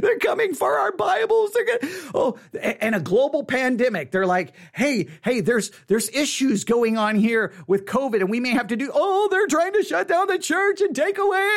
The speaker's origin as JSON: {"language": "English", "country": "United States", "said": "as an American"}